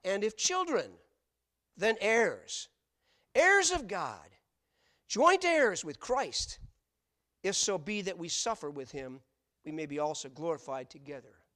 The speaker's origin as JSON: {"language": "English", "town": "Grand Rapids", "region": "Michigan", "country": "United States", "tie": "born or raised there", "said": "I was born in Blodgett Hospital in Grand Rapids, Michigan."}